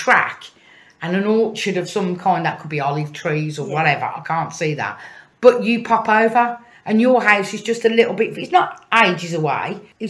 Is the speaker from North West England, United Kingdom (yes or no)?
no; Birmingham, West Midlands, United Kingdom; accent: Brummie; excuse me, my Brummy accent.